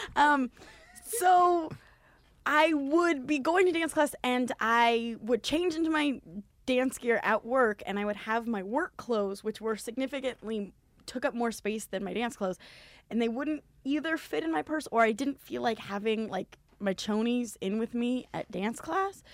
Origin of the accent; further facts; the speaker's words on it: Southern California, United States; I'm from Southern California.